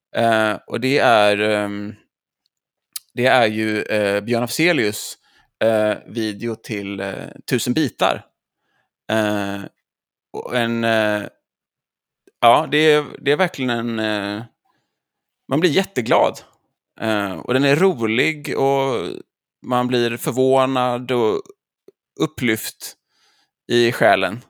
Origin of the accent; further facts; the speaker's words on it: Jonsered, Västra Götaland, Sweden; som göteborgare, så, eller Jonseredsbo